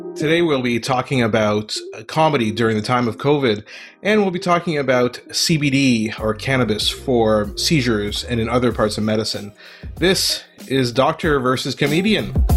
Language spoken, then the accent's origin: English; Ottawa, Ontario, Canada; moved away; also born or lived in Montreal, Canada; I was born in Montreal and grew up most of my life in Ottawa, Canada, the capital of Canada, and, uh, moved around a bit.